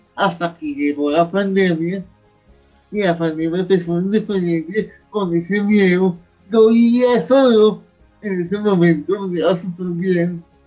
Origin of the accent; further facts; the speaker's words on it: Bogotá, Colombia; Yo nací hace 37 años en Bogotá